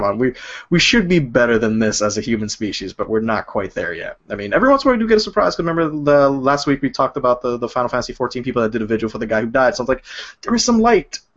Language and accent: English; New York, United States; I'm from New York.